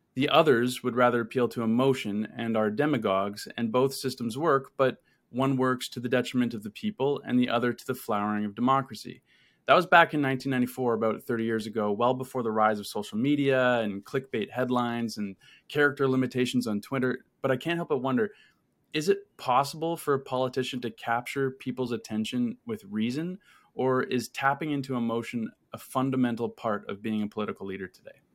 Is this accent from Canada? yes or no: yes; Canada; As a Canadian uh, YouTuber